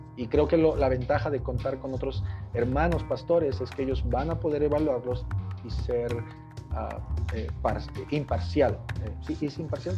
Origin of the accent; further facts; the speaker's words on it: Huauchinango, Puebla, Mexico; moved away as an adult; now in Mexico City, Mexico; mi esposa y yo somos originarios de Puebla y tenemos ya como seis años viviendo en la Ciudad de México